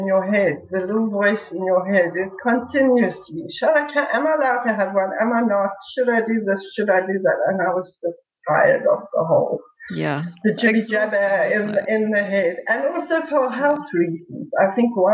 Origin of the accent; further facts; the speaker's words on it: South Africa; being a South African